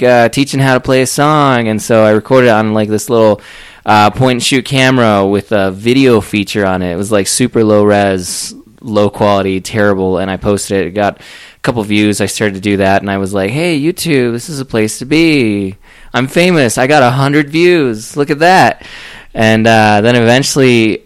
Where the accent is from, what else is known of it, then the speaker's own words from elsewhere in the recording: Florida, United States; now in Colorado Springs, United States; I'm from Florida